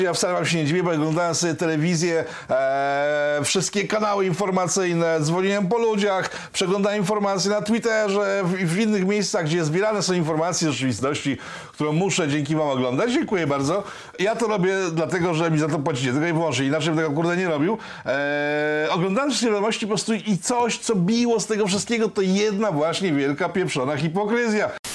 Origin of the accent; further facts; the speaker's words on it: Łódź, Łódź Voivodeship, Poland; Jestem prostym chłopakiem z Łodzi